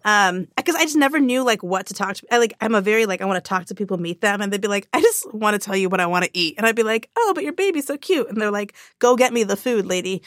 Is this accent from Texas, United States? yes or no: no; Orange County, California, United States; I grew up in Orange County